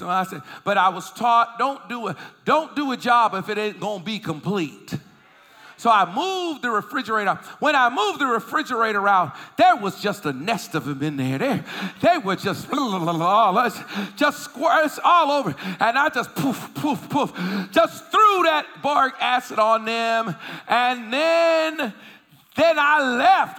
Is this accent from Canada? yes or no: no; Boston, Massachusetts, United States; also born or lived in Philadelphia, Pennsylvania; I was living in Boston, Massachusetts. That's where I was raised, although I was born in Philly, but I was raised in Boston